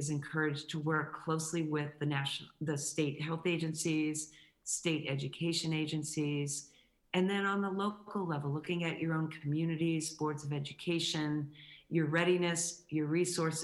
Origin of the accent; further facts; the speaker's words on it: New England, United States; moved away; also born or lived in Connecticut; I grew up in New England